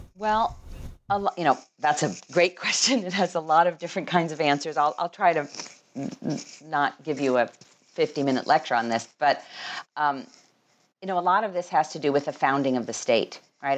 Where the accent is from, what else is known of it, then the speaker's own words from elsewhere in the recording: California, United States; moved away as an adult; also born or lived in Minnesota / Los Angeles; now in Chicago, United States; I am actually a Californian, uh, even though I have lived in Minnesota and now live in Chicago.